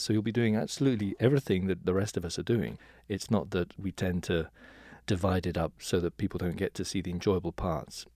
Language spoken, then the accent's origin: English; England, United Kingdom; now in New York, United States; originally from England